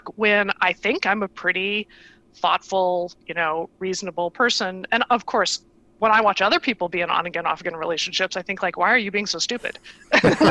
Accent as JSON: {"language": "English", "area": "Iowa and Nebraska", "region": "Midwest", "country": "United States", "tie": "born or raised there", "also_born_or_lived": "California", "moved": "as an adult", "said": "I grew up in the Midwest, in Iowa and Nebraska"}